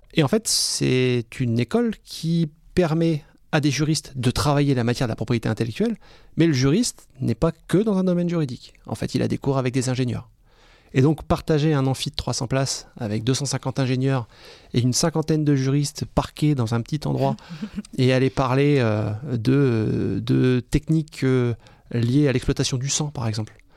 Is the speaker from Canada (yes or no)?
no; France; also born or lived in Reims / Strasbourg / Scotland; quand on est français en Écosse